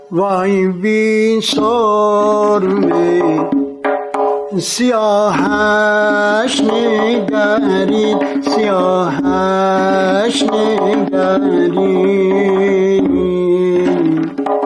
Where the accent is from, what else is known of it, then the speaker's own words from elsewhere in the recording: Tehran, Tehran Province, Iran; در تهران متولد شدم در سنگلک پارک شهر فعلی خونمونم سر کوچه حمام خورشید بود